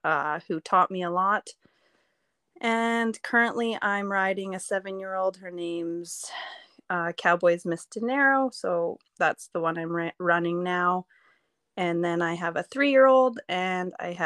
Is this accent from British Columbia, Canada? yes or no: yes; Courtenay, British Columbia, Canada; moved away as an adult; now in Alberta, Canada; I was born and raised on Vancouver Island. Grew up in Courtney.